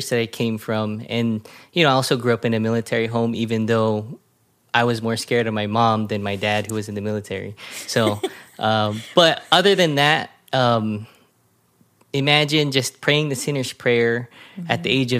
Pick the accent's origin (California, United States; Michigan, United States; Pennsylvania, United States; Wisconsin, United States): California, United States; Bellflower; also born or lived in North Carolina / Texas; So I was born and raised in the mean streets of Bellflower. Um, and uh, it wasn't that mean, but uh, it was a fun uh, childhood because I pretty much had a turtle shell on my back.